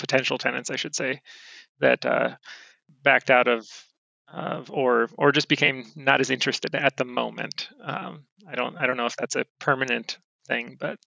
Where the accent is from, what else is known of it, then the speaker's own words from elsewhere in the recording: Monroe, United States; my hometown of Monroe